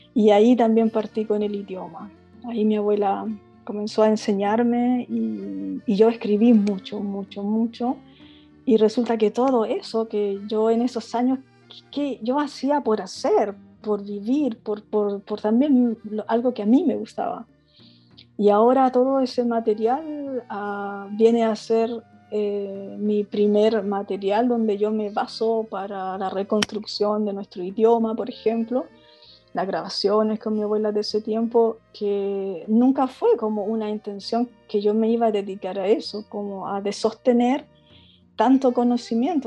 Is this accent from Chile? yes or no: yes; Concepción, Biobío, Chile; moved away; also born or lived in Santiago; nací en Concepción